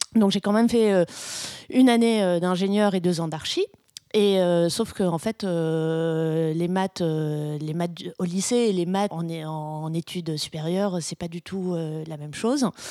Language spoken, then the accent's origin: French; Brussels, Brussels-Capital Region, Belgium; je suis belge, je suis bruxelloise